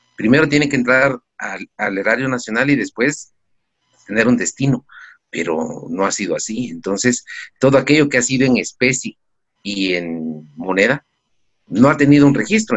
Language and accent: Spanish; Guatemala; como guatemaltecos